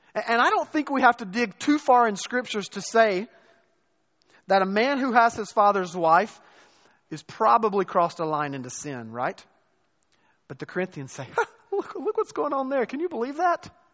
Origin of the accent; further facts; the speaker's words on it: the Bible Belt, the South, United States; moved away as an adult; also born or lived in North Carolina / Chicago; born and raised in the South, in the Bible Belt